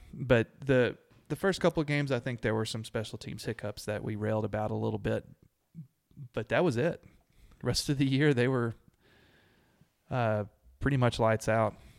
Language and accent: English; Abilene, United States; I grew up in Abilene